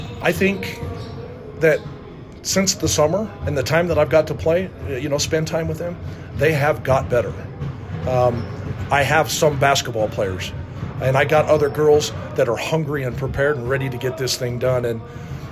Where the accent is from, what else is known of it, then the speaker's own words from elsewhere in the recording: Rock Springs, Wyoming, United States; also born or lived in Utah / Hawaii; now in Riverton, United States; Being from Rock Springs, my family is quite a basketball family.